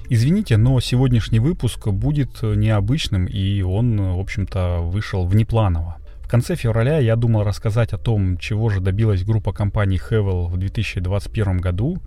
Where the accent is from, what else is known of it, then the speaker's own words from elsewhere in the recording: Russia; я из России